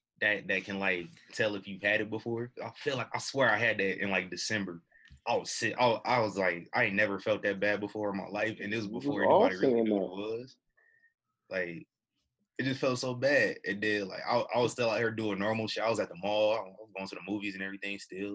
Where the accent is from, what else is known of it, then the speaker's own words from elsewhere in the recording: United States; That's why this is really the first time in my life I'm mad that I'm American.